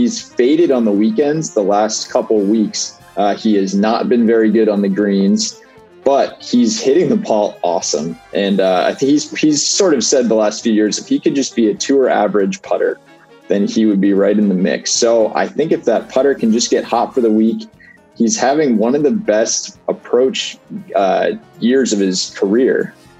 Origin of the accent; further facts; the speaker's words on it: Massachusetts, United States; I grew up in Massachusetts, but I also grew up about half a mile from Vermont. So I kind of have this duality identity that Keegan also has of being from Vermont and Massachusetts.